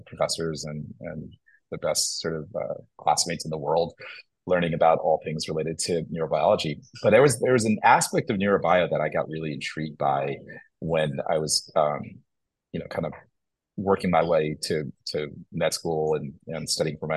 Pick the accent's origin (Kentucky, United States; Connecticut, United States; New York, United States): New York, United States; Long Island; also born or lived in Kerala, India / Poughkeepsie, New York; ended up settling on Long Island, which is where I pretty much grew up